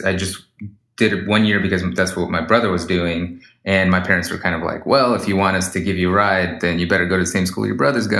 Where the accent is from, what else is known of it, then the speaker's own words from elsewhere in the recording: Sacramento, California, United States; We grew up in Sacramento where there's a huge Russian community, almost 250,000 people. Kind of grew up in a, my parents primarily speak Russian